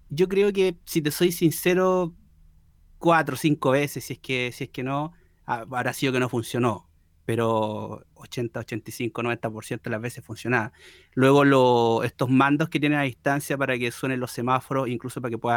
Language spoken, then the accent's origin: Spanish; Chile; also born or lived in Valencia; yo como buen chileno